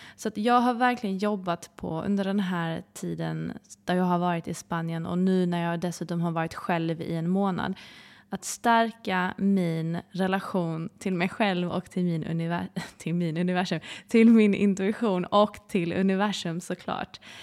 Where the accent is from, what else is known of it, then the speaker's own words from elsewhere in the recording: Sweden; vara hemma i Sverige